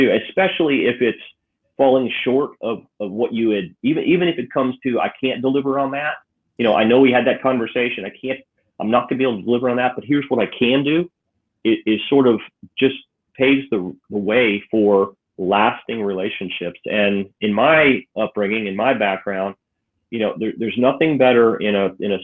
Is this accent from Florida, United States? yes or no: yes; Clearwater, St. Pete, Tampa area, Florida, United States; moved away as an adult; also born or lived in Connecticut / Tallahassee / Atlanta; we kind of grew up from the time I was 7 until I went off to college in the Clearwater, St. Pete, Tampa area